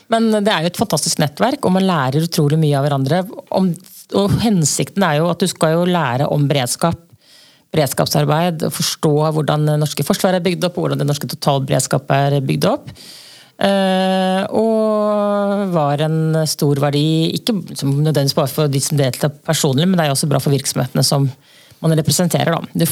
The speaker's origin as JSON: {"language": "Norwegian", "region": "along the Østfold Line", "country": "Norway", "tie": "born or raised there", "said": "jeg vokste opp på Østfoldbanen"}